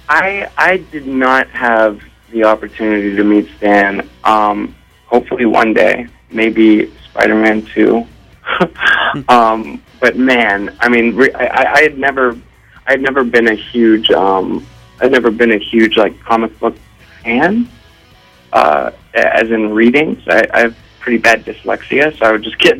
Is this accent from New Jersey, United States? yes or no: no; Ohio, United States; growing up in Ohio